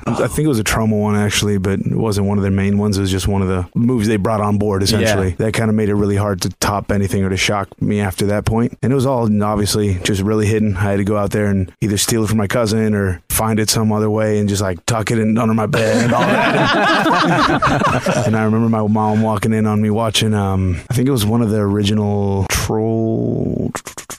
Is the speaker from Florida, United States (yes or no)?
yes; Miami, Florida, United States; moved away; also born or lived in San Francisco; I grew up in Miami